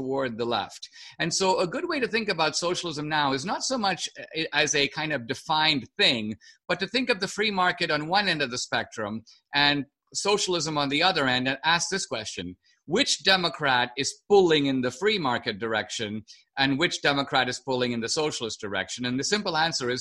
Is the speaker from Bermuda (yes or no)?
no; India; moved away; I grew up in India